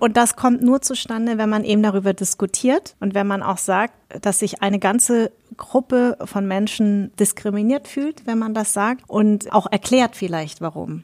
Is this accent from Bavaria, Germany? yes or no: yes; Munich, Bavaria, Germany; also born or lived in Darmstadt; ich bin ja in München groß geworden